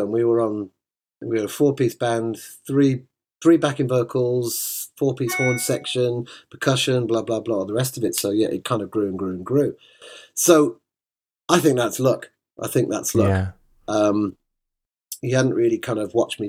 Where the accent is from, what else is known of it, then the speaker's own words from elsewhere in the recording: Birmingham, West Midlands, United Kingdom; moved away; I'm a Brummie. I've not lived there now since like 96